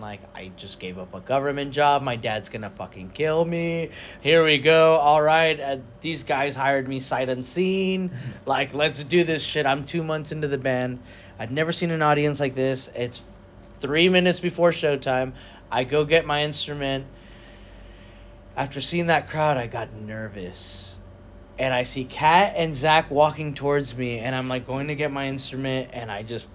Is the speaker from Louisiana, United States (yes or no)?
no; South Texas, United States; I'm from South Texas